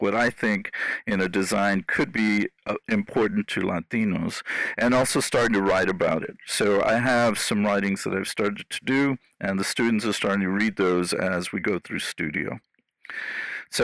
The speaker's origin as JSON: {"language": "English", "town": "San Antonio", "region": "Texas", "country": "United States", "tie": "born or raised there", "said": "So I was born in San Antonio, Texas. And I think what drew me to landscape architecture is that I was raised both in the city and in an urban setting. So San Antonio, Texas is my hometown."}